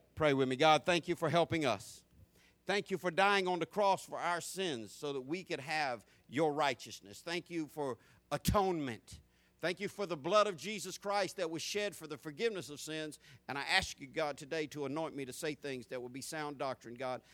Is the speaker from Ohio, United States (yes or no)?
no; Jacksonville, Florida, United States; I grew up in Jacksonville in the, in the 70s and 80s as a teenager in both those decades.